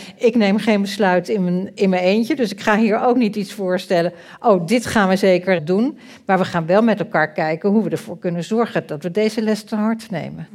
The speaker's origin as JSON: {"language": "Dutch", "country": "Netherlands", "said": "Wij zijn wel Nederlanders"}